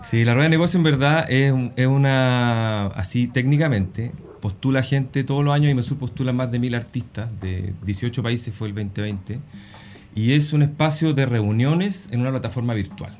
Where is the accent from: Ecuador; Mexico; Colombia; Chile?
Chile